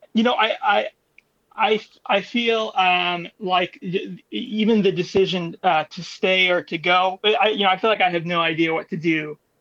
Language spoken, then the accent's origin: English; New York, United States; I'm from New York